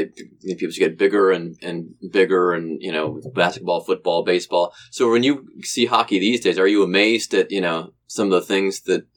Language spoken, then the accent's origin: English; Cleveland, Ohio, United States; moved away as an adult; now in Cincinnati, United States; I didn't grow up here. And growing up in Cleveland